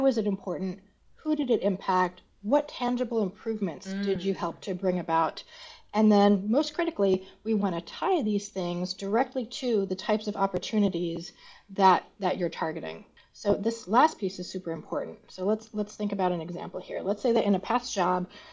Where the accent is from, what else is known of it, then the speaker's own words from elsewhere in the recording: Montreal, Quebec, Canada; I'm also Canadian, so I'm originally from Montreal